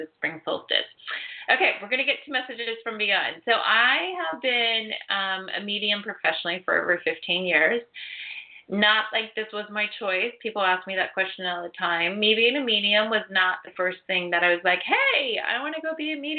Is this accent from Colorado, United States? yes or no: no; Ohio, United States; moved away; I was actually born and raised in Ohio on acreage